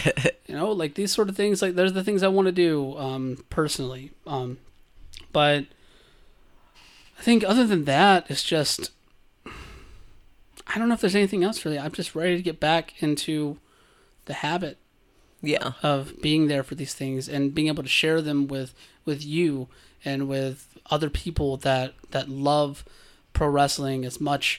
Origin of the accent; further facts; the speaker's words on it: Georgia, United States; Gender, on the other hand, let me tell you, growing up in South Georgia, you bottle up a lot.